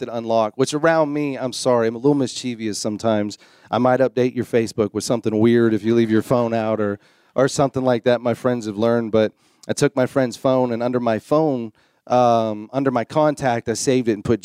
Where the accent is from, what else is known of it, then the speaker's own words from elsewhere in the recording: Florida, United States; moved away; I'm a Florida boy. I'm a Southern boy